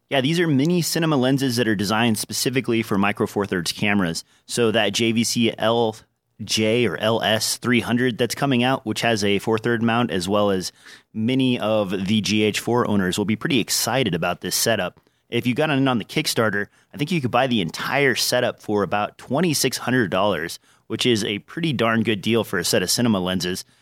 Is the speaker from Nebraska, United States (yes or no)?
yes; Nebraska, United States; accent: least noticeable accent; I'm from Nebraska